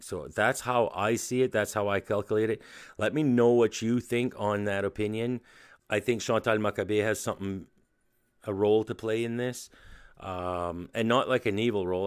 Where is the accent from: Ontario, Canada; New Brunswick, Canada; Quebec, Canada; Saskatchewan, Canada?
New Brunswick, Canada; I'm from New Brunswick in, uh, Canada